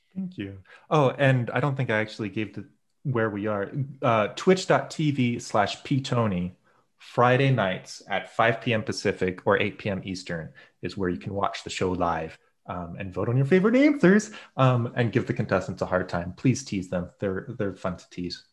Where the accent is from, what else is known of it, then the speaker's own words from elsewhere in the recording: United States; I'm very American